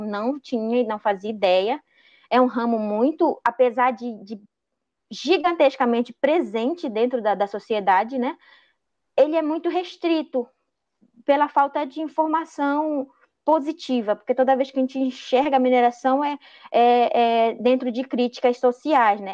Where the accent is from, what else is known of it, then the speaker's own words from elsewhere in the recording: Juruti, Pará, Brazil; eu sou de Juruti, tenho 26 anos